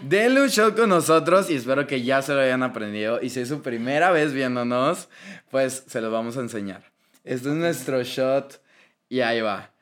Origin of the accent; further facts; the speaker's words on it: Monterrey, Nuevo León, Mexico; accent: regio; por el acento que tenemos. Que según yo, no tenemos acento.